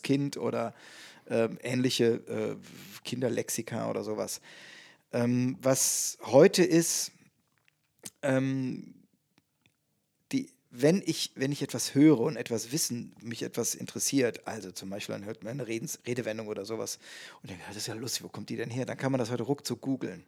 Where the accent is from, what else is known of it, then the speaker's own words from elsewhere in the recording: Bonn / Cologne area, North Rhine-Westphalia, Germany; nach Bonn verlagern oder nach Köln verlagern, also mehr in meine Heimat